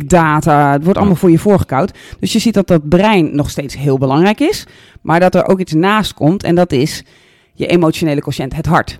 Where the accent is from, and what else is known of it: Netherlands